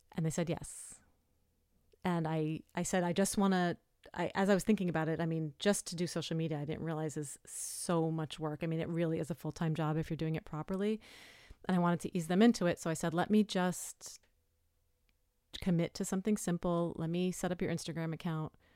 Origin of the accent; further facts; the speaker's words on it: New York City, New York, United States; I lived, I grew up in New York City. I moved upstate when I was pregnant